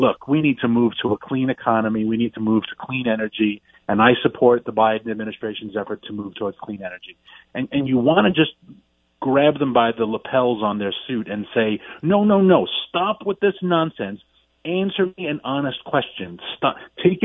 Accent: New York City, New York, United States; moved away; I'm from Queens

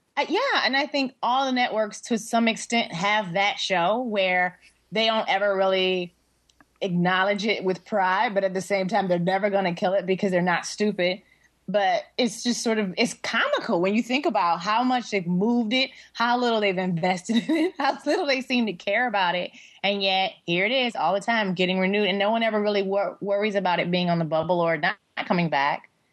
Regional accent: Detroit, Michigan, United States; also born or lived in Seattle, United States / Tacoma, United States; now in Los Angeles, United States; the Detroit News, which is like my hometown paper where I grew up

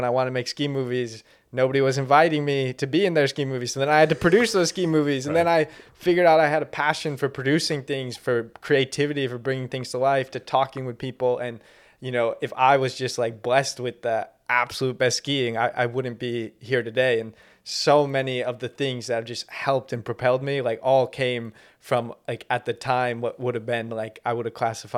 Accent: Canada; I'm Canadian.

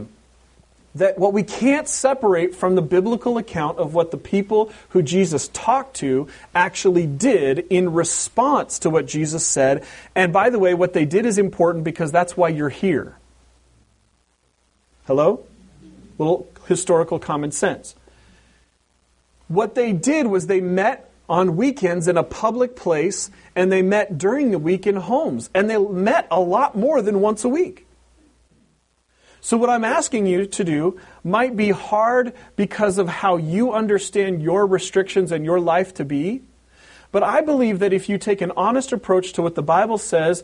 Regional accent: Pacific Northwest, United States; moved away; growing up in the Pacific Northwest in an Anglo culture

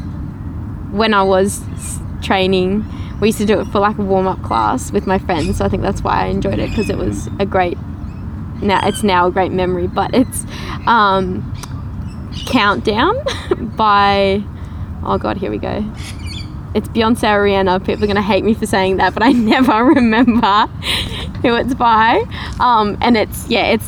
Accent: Hunter Valley, New South Wales, Australia; I grew up in the Hunter Valley

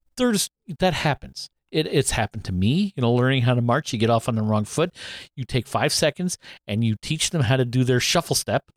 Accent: Canada; we're Canadian

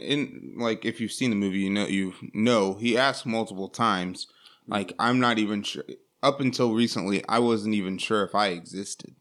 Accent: United States; we, especially as an American society

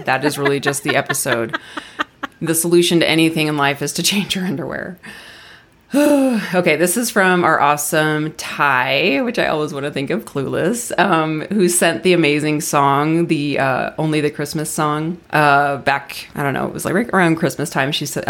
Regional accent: Melbourne, Victoria, Australia; Greetings from Melbourne, Australia. I want to say it, Melbourne, Australia. Did I say it all right? Is my accent good?

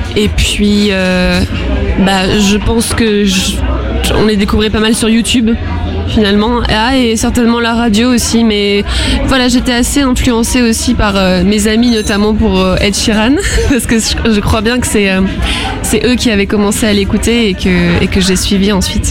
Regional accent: Arcachon Basin, Nouvelle-Aquitaine, France; j'ai toujours vécu sur le bassin d'Arcachon. J'ai grandi euh, sur le bassin.

